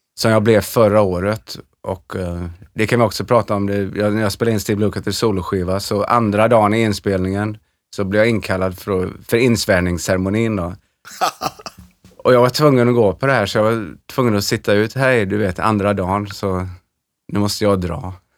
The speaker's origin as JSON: {"language": "Swedish", "town": "Trollhättan", "region": "Västra Götaland", "country": "Sweden", "also_born_or_lived": "Los Angeles, United States", "moved": "as an adult", "said": "vi skulle stanna ett år och komma tillbaka och vara superhjältar i Trollhättan"}